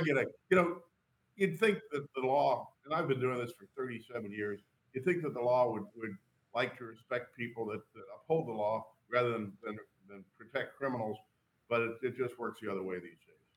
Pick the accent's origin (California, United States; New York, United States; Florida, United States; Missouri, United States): Missouri, United States; St. Louis; I grew up in Saint Louis